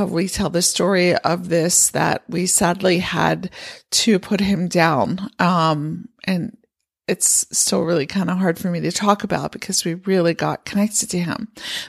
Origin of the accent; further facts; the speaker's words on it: Pennsylvania, United States; Now, I grew up in Pennsylvania with horses where we kept the horses in the barn over the winter.